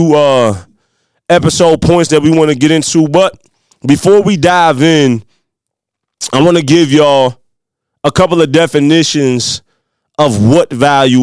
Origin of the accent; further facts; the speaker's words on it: Midwest, United States; accent: country; with my little country accent, you know, I'm a Midwest country boy